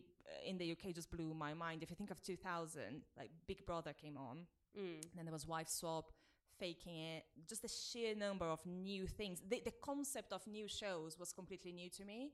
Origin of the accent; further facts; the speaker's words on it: Brazil; English is a second language; moved away as an adult; now in United Kingdom; I grew up in Brazil mm-hmm. and I moved here when I was 22